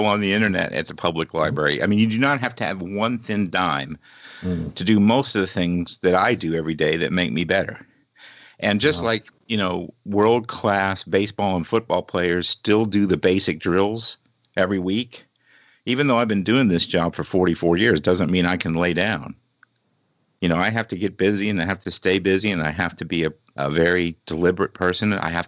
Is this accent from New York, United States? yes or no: no; Indianapolis, Indiana, United States; moved away; also born or lived in Monza, Italy; I grew up in Indianapolis, Indiana at the 500.